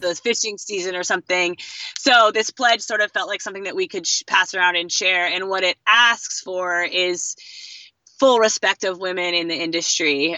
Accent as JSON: {"language": "English", "town": "Fishers Island", "region": "New York", "country": "United States", "tie": "born or raised there", "also_born_or_lived": "southeastern Connecticut", "said": "I'm from New England, also actually, um, southeastern Connecticut. I grew up on um, Long Island Sound, uh, off the coast on Fisher's Island"}